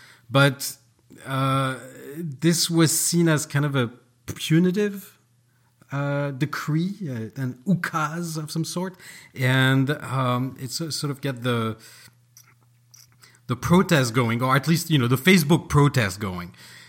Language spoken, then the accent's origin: English; Paris, Île-de-France, France; moved away; born and raised in Paris.